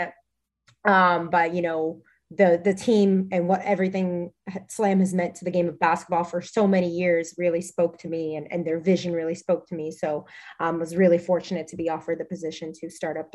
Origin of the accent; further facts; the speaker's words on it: Florida, United States; also born or lived in Puerto Rico; originally I was born and raised in Puerto Rico. My dad played professional basketball in Puerto Rico for many years before I was born. He's older. Sorry, Dad. So I always had a love for the game through him. I moved to Florida when I was pretty young, or about 6 or 7